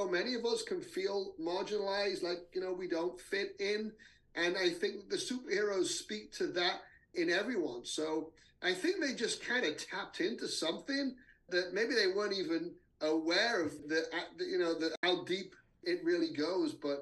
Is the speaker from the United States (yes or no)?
no; England, United Kingdom; moved away; I grew up in England